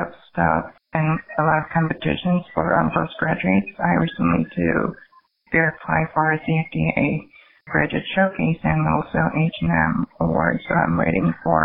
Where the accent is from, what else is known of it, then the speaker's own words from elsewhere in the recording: South Korea; moved away as an adult; now in New York, United States; when I grew up in Korea, society was a little more conservative compared to here